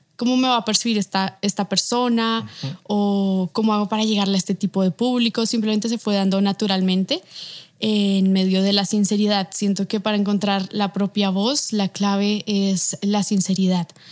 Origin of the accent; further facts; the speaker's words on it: Bogotá, Colombia; moved away as an adult; now in Mexico; soy de aquí de Bogotá, Colombia, tengo 27 años, vivo actualmente en México